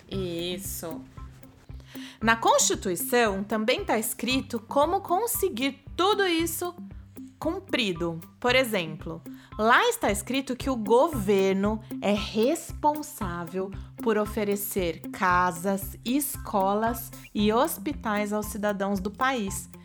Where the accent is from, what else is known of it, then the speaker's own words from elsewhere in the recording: Brazil; enquanto brasileiros